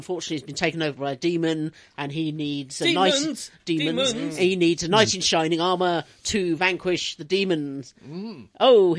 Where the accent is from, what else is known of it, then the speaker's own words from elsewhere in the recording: England, United Kingdom; And as English people, this comes very difficult to us.